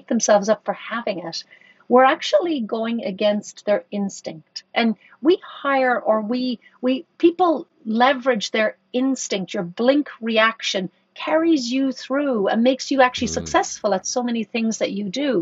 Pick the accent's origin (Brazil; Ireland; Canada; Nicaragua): Ireland; I grew up in Ireland. I grew up in Catholic Ireland.